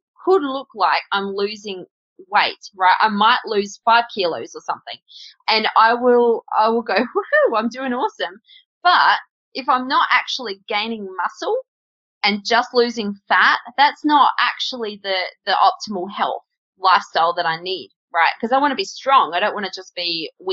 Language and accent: English; Australia; I'm Australian